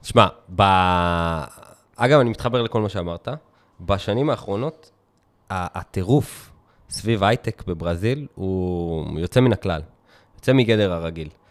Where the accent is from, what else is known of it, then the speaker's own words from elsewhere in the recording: Israel; אנחנו ישראלים